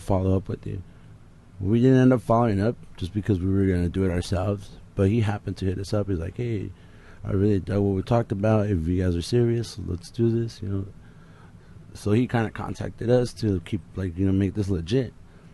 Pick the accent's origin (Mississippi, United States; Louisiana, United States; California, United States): California, United States; Los Angeles; we're from East